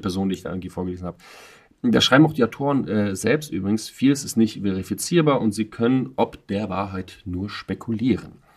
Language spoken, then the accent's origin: German; Russia; ich bin selber Russe